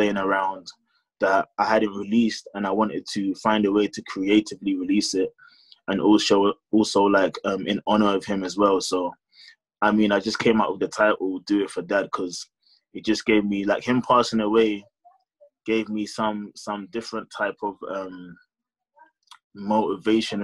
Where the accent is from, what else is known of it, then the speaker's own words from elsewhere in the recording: London, United Kingdom; Born and raised in London. I've lived in London my whole life